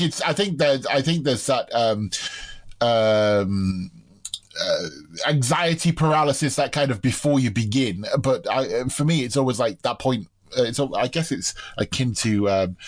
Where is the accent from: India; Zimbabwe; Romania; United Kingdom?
United Kingdom